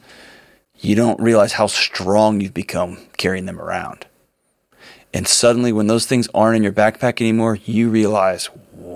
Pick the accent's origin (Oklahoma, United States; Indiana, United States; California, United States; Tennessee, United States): Tennessee, United States; Nashville; born or raised there